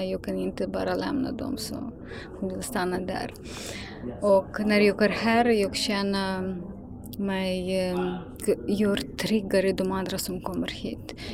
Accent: Ukraine; Swedish is a second language; now in Sweden; Jag är långt borta från Ukraina men sådana känslor kan inte lämna mig. För att min mamma fortfarande är i Ukraina, hon vill inte lämna för henne är jätteviktigt, huset och släktingar.

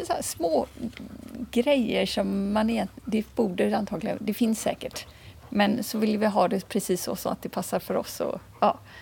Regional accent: Kungsbacka, Halland County, Sweden; moved away as an adult; also born or lived in Stockholm; now in Skåne, Sweden; jag kommer från Kungsbacka, strax söder om Göteborg. Och sen har jag bott lite drygt 25 år i Stockholm

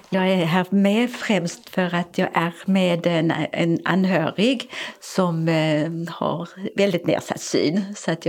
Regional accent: Mölnlycke, Västra Götaland, Sweden; now in Malmö, Sweden; Jag har kommit i juni förra året. Jag kommer från Mölnlycke utanför Göteborg.

